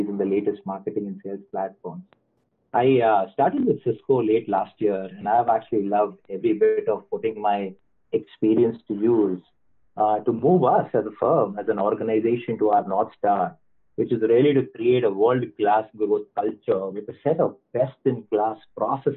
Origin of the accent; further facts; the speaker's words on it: India; I'm originally from India